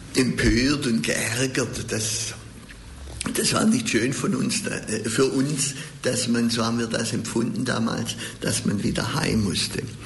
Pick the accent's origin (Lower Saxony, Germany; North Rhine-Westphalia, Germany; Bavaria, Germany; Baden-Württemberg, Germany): Baden-Württemberg, Germany; Stuttgart; Ich bin ja in Untertürkheim aufgewachsen, dann in Hedelfingen auch lange in die Schule gegangen